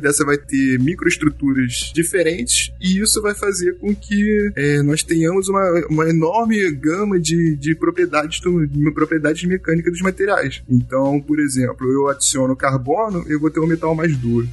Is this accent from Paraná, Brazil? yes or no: no; Niterói, Rio de Janeiro, Brazil